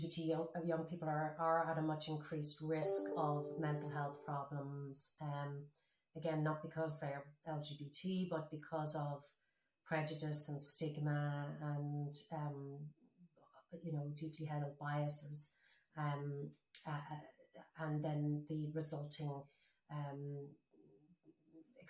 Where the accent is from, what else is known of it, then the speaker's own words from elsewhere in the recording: Ireland; my generation experienced growing up in Ireland